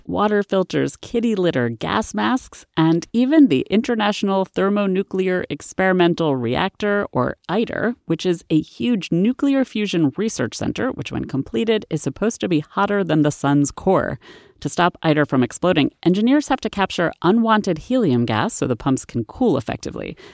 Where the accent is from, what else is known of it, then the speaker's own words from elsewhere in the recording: Massachusetts, United States; my home state of Massachusetts